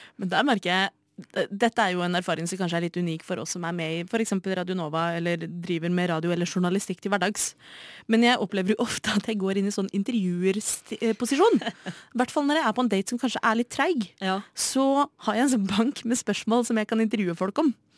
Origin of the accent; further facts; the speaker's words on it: Oslo, Norway; født og oppvokst i Oslo